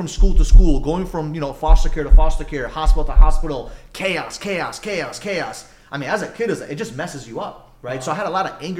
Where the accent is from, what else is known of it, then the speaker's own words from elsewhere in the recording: New York, United States; I grew up in New York